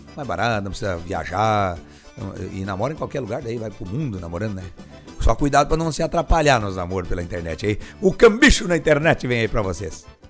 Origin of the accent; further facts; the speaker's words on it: Soledade, Rio Grande do Sul, Brazil; Soledade, minha terra natal